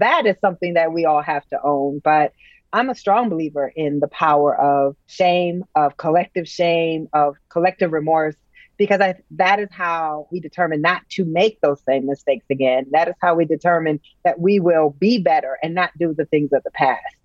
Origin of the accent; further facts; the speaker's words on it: United States; as an American